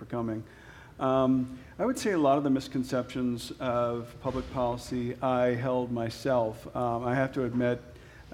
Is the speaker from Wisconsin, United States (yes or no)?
yes; Wisconsin, United States; moved away; I'm from Wisconsin.